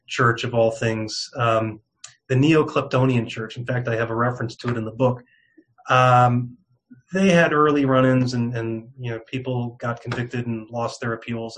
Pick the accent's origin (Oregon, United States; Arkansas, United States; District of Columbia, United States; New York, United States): New York, United States; moved away as an adult; also born or lived in California / Raleigh, North Carolina; now in Arizona, United States; I'm born and raised in New York, just outside of New York City